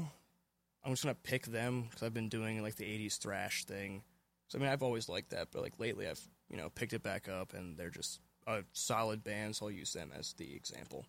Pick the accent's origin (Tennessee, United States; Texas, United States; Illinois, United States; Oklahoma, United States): Tennessee, United States; Memphis; now in Lancaster, United States; I was born in 1993 in Shelby County, Memphis, Tennessee. And I currently live in Lancaster, Pennsylvania.